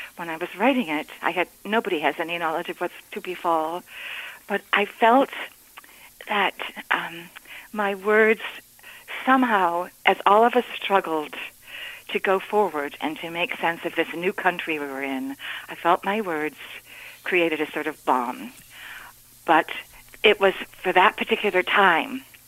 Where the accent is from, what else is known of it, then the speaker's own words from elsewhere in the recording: Amsterdam, New York, United States; moved away as an adult; I was born and raised here on Northampton Road in Amsterdam